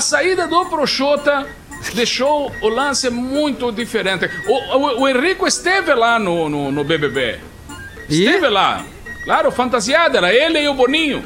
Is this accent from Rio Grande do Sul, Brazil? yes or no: yes; Alegrete, Rio Grande do Sul, Brazil; moved away as an adult; now in Porto Alegre, Brazil; a minha formação toda é em Alegrete, na base